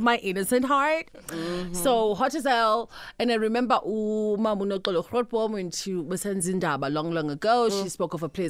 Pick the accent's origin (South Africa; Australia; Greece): South Africa; Mthatha, Eastern Cape; And also, because I'm Xhosa every day. {S2} Yeah. {S1} And I'm from the Eastern Cape, Mthatha.